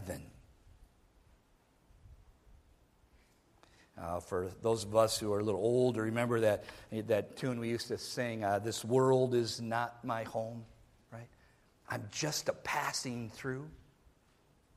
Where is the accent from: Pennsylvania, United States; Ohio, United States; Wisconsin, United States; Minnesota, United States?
Minnesota, United States; I was born in Minnesota